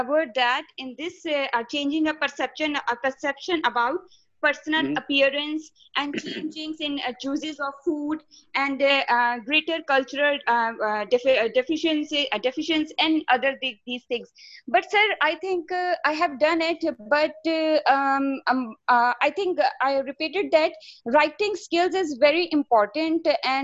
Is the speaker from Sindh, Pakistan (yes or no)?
no; Lahore, Punjab, Pakistan; English is a second language; Yes, sir. I'm from Pakistan, Lahore.